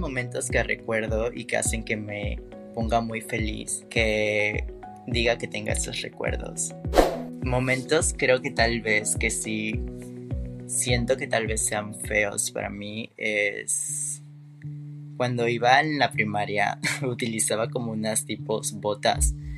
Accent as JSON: {"language": "Spanish", "region": "Veracruz", "country": "Mexico", "said": "Soy de Veracruz, Ver."}